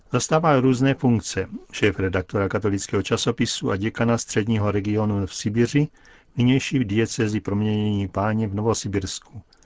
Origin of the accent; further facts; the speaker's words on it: Belarus; moved away; narodil jsem se v Bělorusku